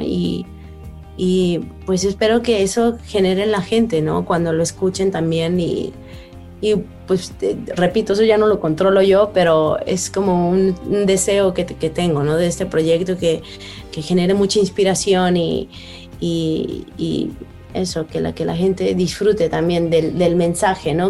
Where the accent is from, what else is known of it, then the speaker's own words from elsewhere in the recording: Mexico; soy mexicana